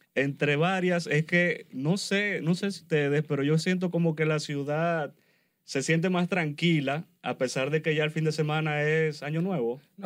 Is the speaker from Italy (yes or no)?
no; Venezuela; yo soy venezolano